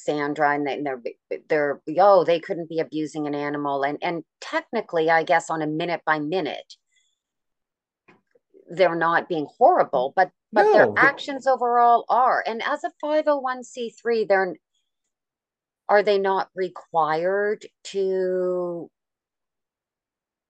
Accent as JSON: {"language": "English", "country": "Canada", "said": "I'm Canadian"}